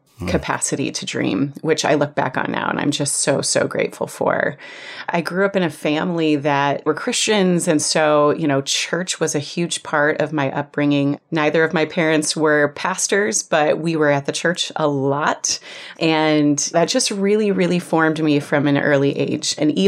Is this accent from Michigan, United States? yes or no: no; Iowa, United States; I actually was born and raised in small town Iowa. Not even small town Iowa, on a farm outside of a small town in Iowa, where it took me 20 minutes to drive to the nearest grocery store.